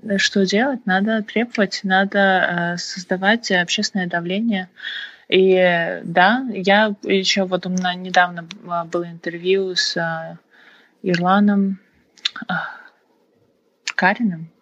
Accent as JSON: {"language": "Russian", "country": "Kazakhstan", "said": "кто мы, казахи и вообще казахстанцы"}